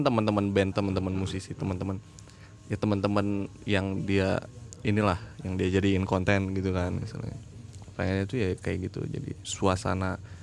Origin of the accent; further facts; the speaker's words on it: Samarinda, East Kalimantan, Indonesia; saya kan dari Samarinda